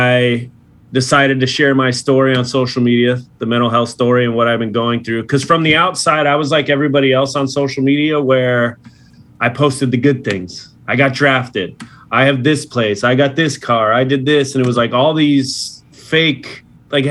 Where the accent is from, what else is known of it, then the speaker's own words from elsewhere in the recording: Los Angeles, California, United States; my hometown Dodgers